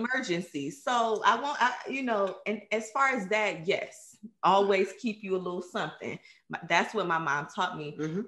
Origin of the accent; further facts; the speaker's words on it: Cleveland, Ohio, United States; I grew up in Cleveland, Ohio, um, in mm. the inner cities